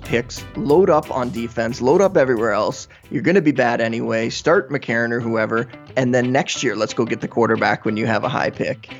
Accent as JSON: {"language": "English", "country": "Canada", "said": "I am Canadian"}